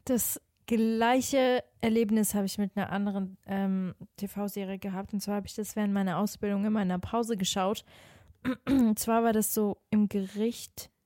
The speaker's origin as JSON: {"language": "German", "country": "Switzerland", "moved": "yes", "lives_now": "Cologne, Germany", "said": "Also ich bin ja eigentlich auch aus der Schweiz."}